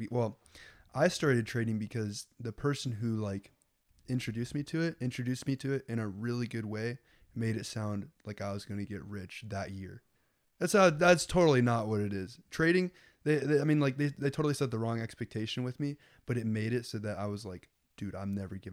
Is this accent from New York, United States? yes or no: no; Lincoln, Nebraska, United States; Well, I, I grew up in Lincoln, and Lincoln is like, it's it's like all white people and Mexican people, you know.